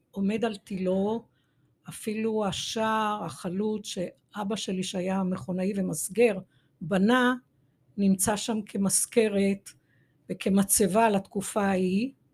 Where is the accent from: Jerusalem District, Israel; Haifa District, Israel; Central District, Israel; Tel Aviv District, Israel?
Jerusalem District, Israel; Jerusalem; אני דור שלישי בירושלים, נולדתי בשכונת מקור ברוך, וגרתי ו... אה, שם למעשה כל אה, ילדותי עד גיל 18